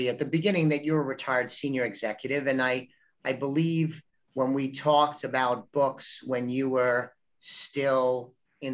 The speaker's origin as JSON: {"language": "English", "region": "New York", "country": "United States", "tie": "born or raised there", "said": "I grew up in New York. I'm of Italian ancestry"}